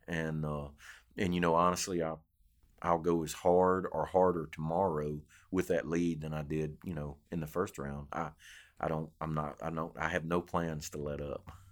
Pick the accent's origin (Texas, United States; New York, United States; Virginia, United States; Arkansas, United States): Arkansas, United States; now in Louisiana, United States; growing up in Arkansas